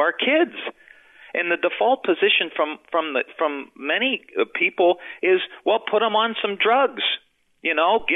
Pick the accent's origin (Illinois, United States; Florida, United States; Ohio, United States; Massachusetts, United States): Ohio, United States; Youngstown; I'm from Youngstown, Ohio